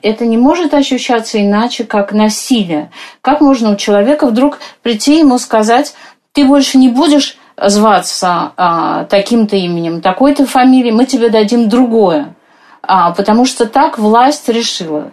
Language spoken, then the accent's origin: Russian; Moscow, Russia; как мы вот с вами, москвички